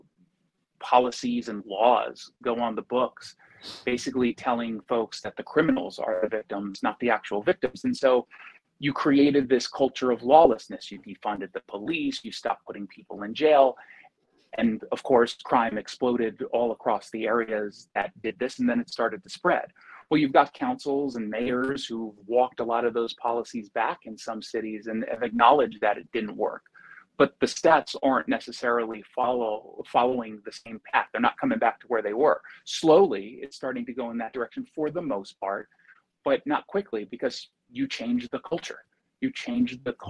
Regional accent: United States; as an American

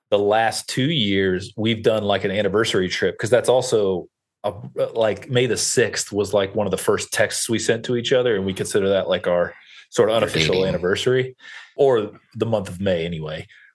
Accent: Kentucky, United States; also born or lived in Alabama / New York / Los Angeles; I grew up in Kentucky, went to college in Alabama, lived in New York, LA, back to Alabama, back to LA. So like, I've kind of bounced around a lot.

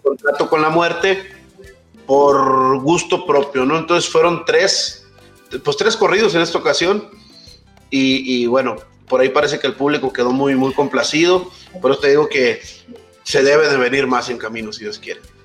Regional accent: Mexico; el pasaporte mexicano

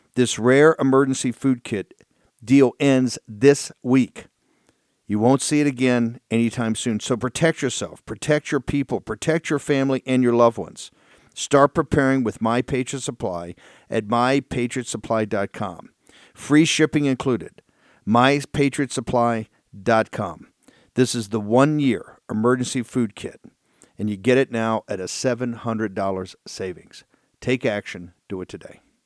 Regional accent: Richmond, Virginia, United States; Richmond, my hometown

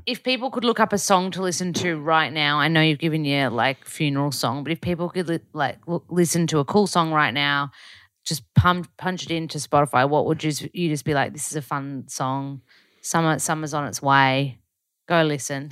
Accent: Australia; accent: Aussie; moved away; I'm about as Australian as it gets over there.

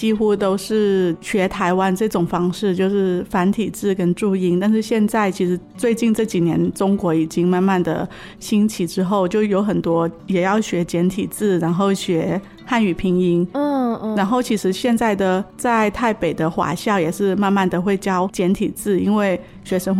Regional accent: Mae Sai, Chiang Rai, Thailand; moved away as an adult; also born or lived in Taiwan; 我是来自清莱省美赛，嗯，就清莱

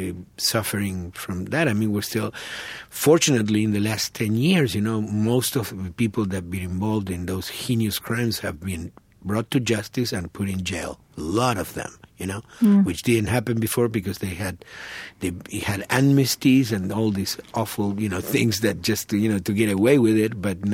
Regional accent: Argentina; English is a second language; that's something definitely that when I came from Argentina didn't know, and that's something that obviously transforms you as a human being.

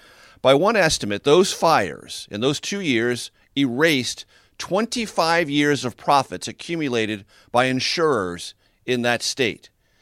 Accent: California, United States; my home state of California

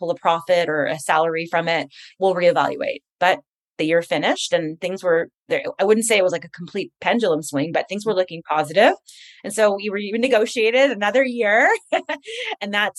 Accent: Montreal, Quebec, Canada; moved away; I'm from Montreal originally

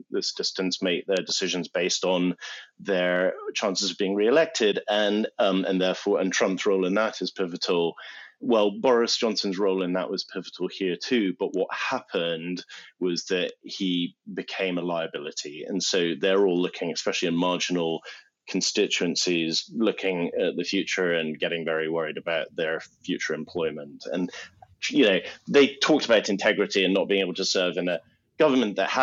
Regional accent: United Kingdom; also born or lived in Long Island, United States / Middle East; I'm British

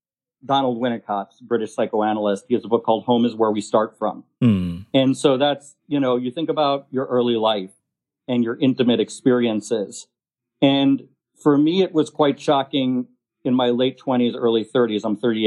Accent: Merrick, New York, United States; moved away; also born or lived in Argentina; So I'm from a town called Merrick. That's in Nassau County, Long Island, which I guess you would consider a suburb of New York, 40 minutes away. And it's a suburban town, largely white population.

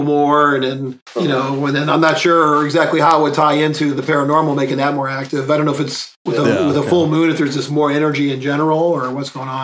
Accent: Lorain, Ohio, United States; now in Virginia, United States; I grew up in Lorain

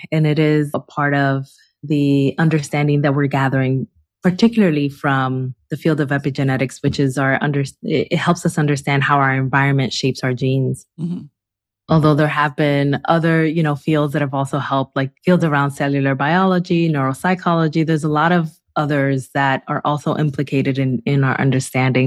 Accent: Newark, New Jersey, United States; also born or lived in Santo Domingo, Dominican Republic; I grew up both in the Dominican Republic and in Newark, New Jersey. So actually, in DR, I lived until I was five years old

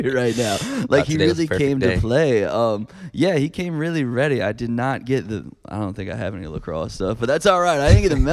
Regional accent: Virginia Beach, Virginia, United States; also born or lived in Charlottesville, Virginia; I grew up, before I moved here in middle school, I grew up in Virginia Beach

